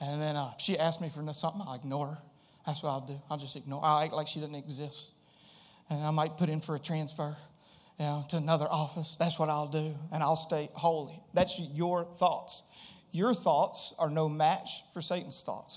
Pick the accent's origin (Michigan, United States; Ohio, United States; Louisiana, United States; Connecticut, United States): Louisiana, United States; Springhill; I grew up in Louisiana